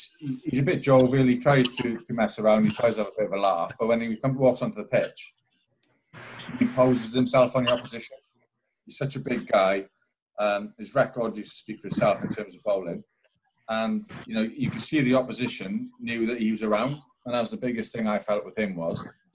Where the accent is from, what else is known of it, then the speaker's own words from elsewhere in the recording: Llanelli, Wales, United Kingdom; also born or lived in Swansea; now in Cardiff, United Kingdom; I grew up in Llanelli